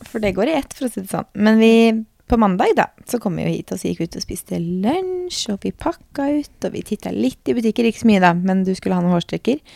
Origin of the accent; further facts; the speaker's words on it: Norway; hjemme i Norge